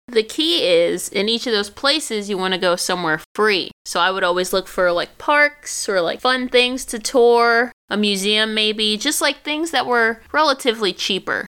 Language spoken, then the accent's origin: English; New York, United States; moved away; I'm from New York